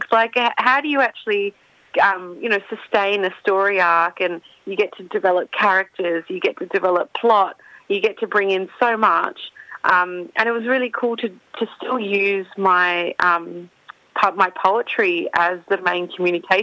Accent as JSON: {"language": "English", "town": "Perth", "region": "Western Australia", "country": "Australia", "tie": "born or raised there", "also_born_or_lived": "Melbourne", "moved": "as an adult", "lives_now": "Perth, Australia", "said": "my childhood, growing up in Perth"}